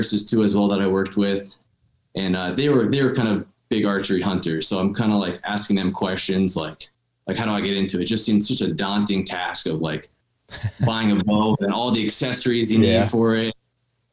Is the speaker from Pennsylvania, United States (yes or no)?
yes; Dallas, Pennsylvania, United States; I'm born and raised in Northeast Pennsylvania here, about 20 minutes outside of Wilkes-Barre in a town called Dallas